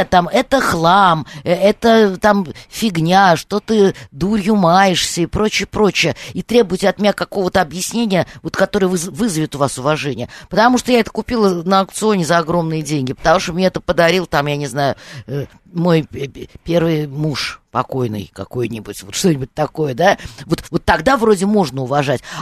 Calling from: Moscow Oblast, Russia; Да, я из Подмосковья.

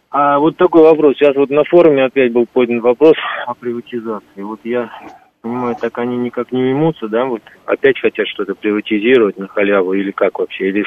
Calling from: Moscow, Russia

